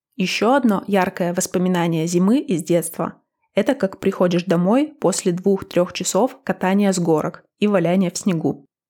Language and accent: Russian; Northern Urals, Russia; moved away; Я выросла на Северном Урале.